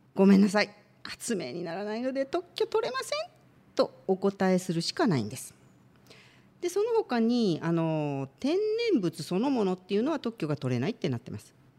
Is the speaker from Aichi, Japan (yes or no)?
yes; Aichi, Japan; now in Shizuoka, Japan; 愛知県出身